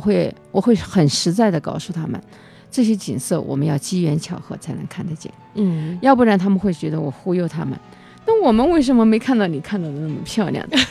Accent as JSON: {"language": "Chinese", "country": "China", "tie": "born or raised there", "also_born_or_lived": "Chengdu", "moved": "yes", "lives_now": "Lijiang, China", "said": "我们老家那边的云，就是我们在三峡"}